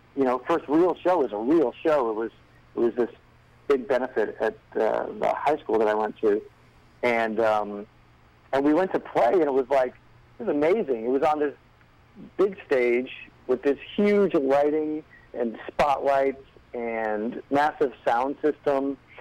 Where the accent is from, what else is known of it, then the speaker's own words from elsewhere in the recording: Rhode Island, United States; I grew up in Rhode Island